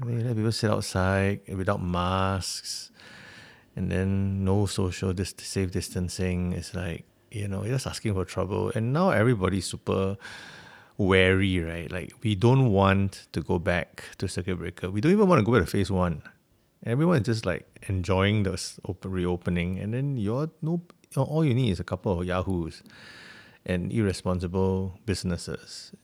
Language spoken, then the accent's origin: English; Singapore; as a Singaporean